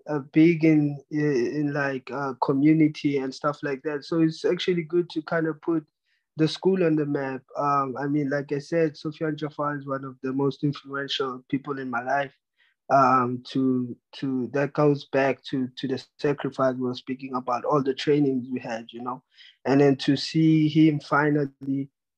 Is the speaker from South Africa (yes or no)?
yes; South Africa; So I'm representing everyone from South Africa, and then I'm going to do my best to make sure that we stay on the map and to keep it going, open the path for other future South Africans as well.